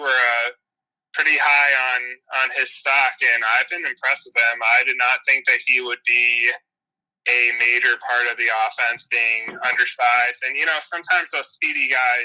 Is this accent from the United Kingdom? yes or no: no; Northern Illinois, United States; I grew up in Northern Illinois